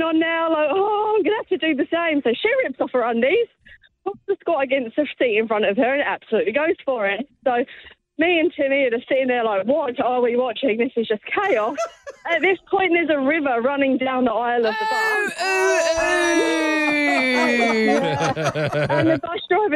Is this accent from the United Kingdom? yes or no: yes; London, United Kingdom; moved away as an adult; also born or lived in Cornwall; now in New Zealand; I'm from London